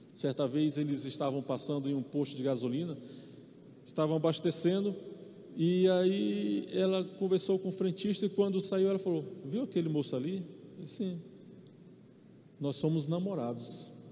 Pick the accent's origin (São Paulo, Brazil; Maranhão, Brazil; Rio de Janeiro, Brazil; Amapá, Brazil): Maranhão, Brazil; eu sou nordestino, sou do Maranhão